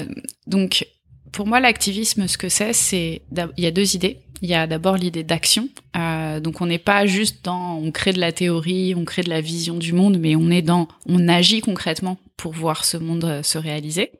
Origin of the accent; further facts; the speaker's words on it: Draveil, Île-de-France, France; also born or lived in Australia / New Zealand; je suis née euh, à Draveil, dans l'Essonne